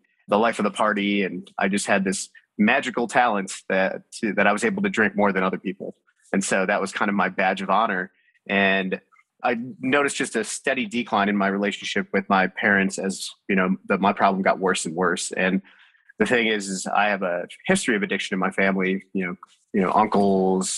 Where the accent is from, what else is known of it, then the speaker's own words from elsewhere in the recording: Buffalo, New York, United States; I was born and raised in Buffalo, New York, and both of my parents were from India